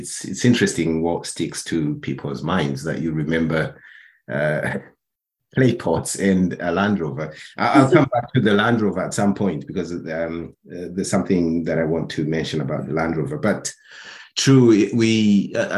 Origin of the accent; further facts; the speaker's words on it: Burundi; moved away as an adult; also born or lived in Netherlands; I'm originally from Burundi.